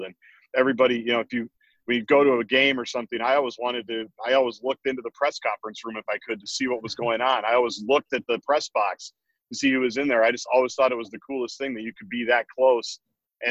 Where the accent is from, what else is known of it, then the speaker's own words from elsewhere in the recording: Minnesota, United States; I grew up in Minnesota.